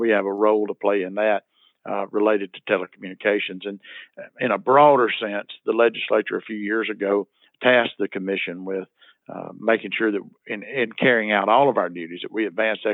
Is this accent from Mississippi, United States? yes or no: yes; Nettleton, Mississippi, United States; I was elected mayor of my hometown of Nettleton back in 2001